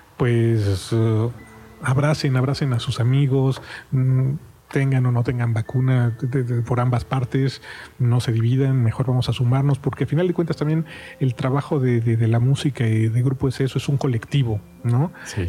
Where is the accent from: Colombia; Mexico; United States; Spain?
Mexico; somos mexicanos